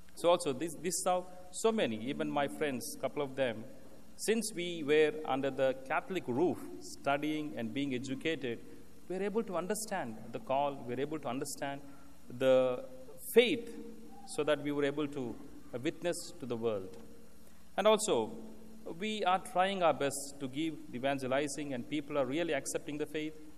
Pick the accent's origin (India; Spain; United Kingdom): India; moved away; I come from India